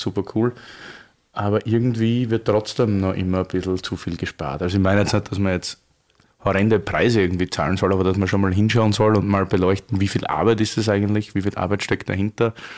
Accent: Styria, Austria; wir sind beide Steirer, wie Arnold Schwarzenegger

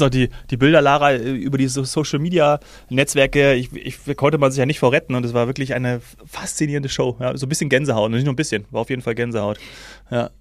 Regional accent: Hesse, Germany; Als gebürtiger Hesse

